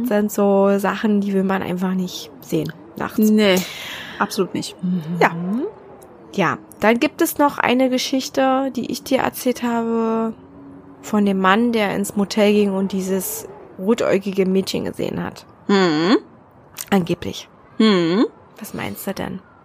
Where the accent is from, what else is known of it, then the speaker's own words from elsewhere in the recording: Berlin, Germany; now in Brandenburg, Germany; Ich bin ja gebürtige Berlinerin